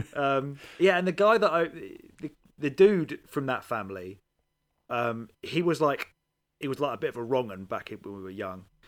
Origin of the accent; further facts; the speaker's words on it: England, United Kingdom; I'm from England